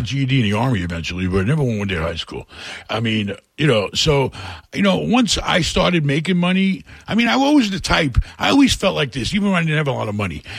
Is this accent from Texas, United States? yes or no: no; New York City, New York, United States; moved away as an adult; also born or lived in Rockaway / Queens / Brooklyn / Hell's Kitchen, Manhattan; I grew up in New York, really bad neighborhoods. You know, I grew up in a really lousy town of uh, Rockaway in a bad part.